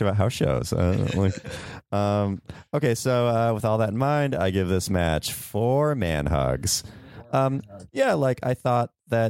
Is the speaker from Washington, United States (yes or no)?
yes; Washington, United States; Yeah, I'm from Washington State.